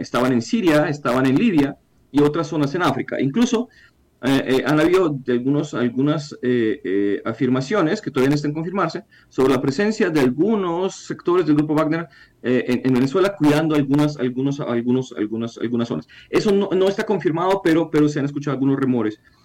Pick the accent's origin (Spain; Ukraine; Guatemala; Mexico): Ukraine; siendo ucraniano